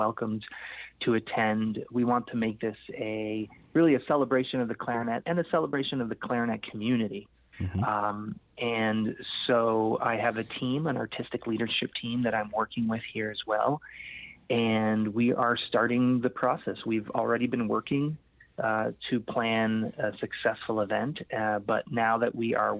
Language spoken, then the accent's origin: English; Canada; I was born in Canada, born and raised, and a Portuguese descent, so Portuguese-Canadian